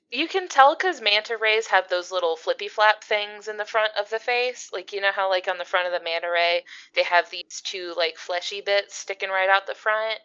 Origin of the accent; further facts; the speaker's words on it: East Coast, Florida, United States; I grew up on the East Coast. I'm out here in Florida